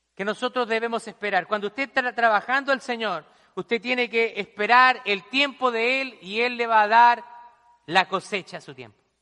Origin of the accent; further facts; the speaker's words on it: Chile; moved away as an adult; now in United States; Allá la gente rica, en mi país se le llama cuico